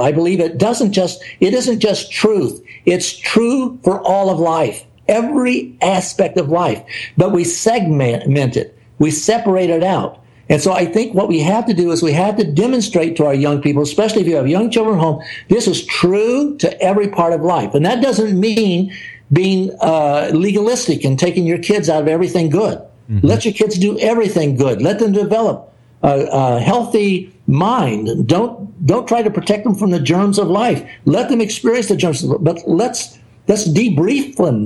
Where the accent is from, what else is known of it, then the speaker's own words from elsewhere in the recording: the South, United States; I'm an American. I grew up in the South.